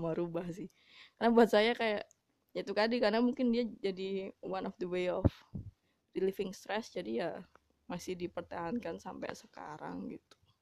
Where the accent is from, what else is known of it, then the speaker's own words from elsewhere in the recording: Java, Indonesia; saya sebenarnya orang Jawa